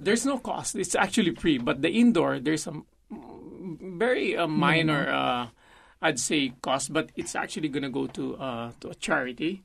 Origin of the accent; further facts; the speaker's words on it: Philippines; I'm a Filipino